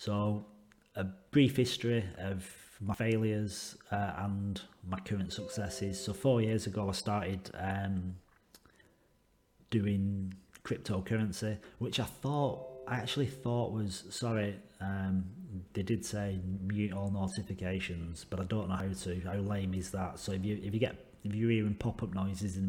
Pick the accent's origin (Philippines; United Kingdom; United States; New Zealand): United Kingdom; England; now in Western Australia, Australia; I live in Western Australia. I'm English